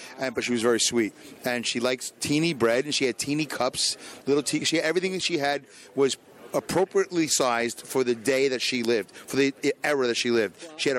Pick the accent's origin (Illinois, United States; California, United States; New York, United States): New York, United States; New York City; I'm a Jew from Brooklyn